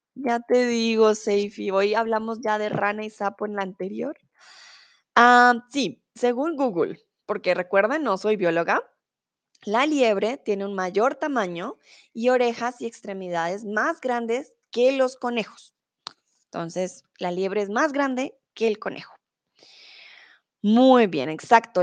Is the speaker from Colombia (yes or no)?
yes; Colombia; now in Germany; soy de Colombia, soy tutora de español aquí en Chatterbox, comúnmente vivo en Alemania, ahora estoy en México